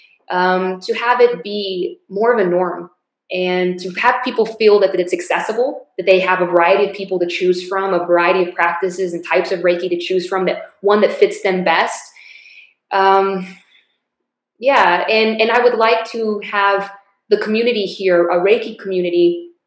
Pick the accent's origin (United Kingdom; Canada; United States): United States; El Paso, Texas; my hometown of El Paso